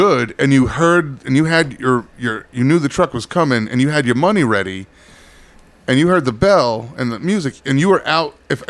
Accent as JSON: {"language": "English", "town": "Ledyard", "region": "Connecticut", "country": "United States", "tie": "born or raised there", "said": "when we were growing up in Ledyard"}